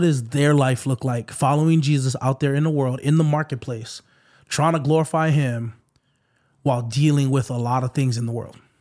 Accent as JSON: {"language": "English", "area": "Waipahu", "region": "Hawaii", "country": "United States", "tie": "born or raised there", "said": "it's in the middle of White Paul. That's my hometown."}